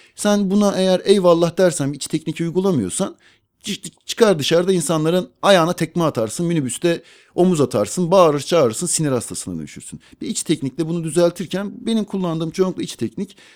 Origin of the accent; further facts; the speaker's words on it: Ankara, Turkey; ben med- demet evlerde doğdum